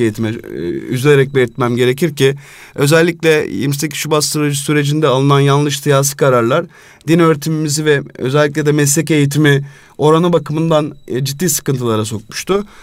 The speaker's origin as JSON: {"language": "Turkish", "region": "Istanbul", "country": "Turkey", "tie": "born or raised there", "said": "İstanbul'da doğdum, büyüdüm."}